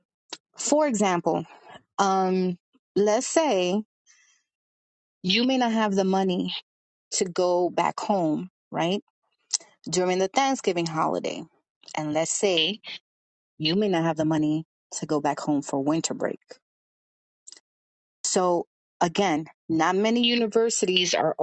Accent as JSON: {"language": "English", "town": "New York City", "region": "New York", "country": "United States", "accent": "Brooklyn/New York", "said": "people will know where I'm from because of my accent"}